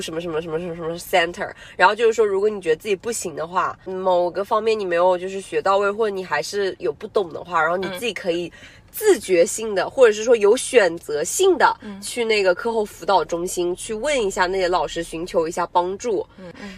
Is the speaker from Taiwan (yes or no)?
no; China; 我们中国人